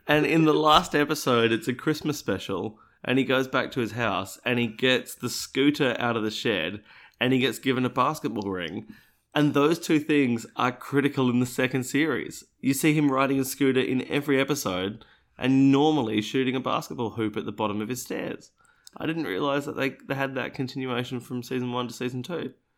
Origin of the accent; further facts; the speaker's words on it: Australia; I, being an Australian, what is not an American